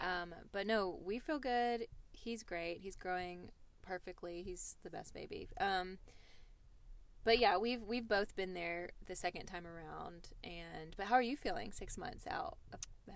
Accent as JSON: {"language": "English", "town": "Nashville", "region": "Tennessee", "country": "United States", "said": "we're from Nashville"}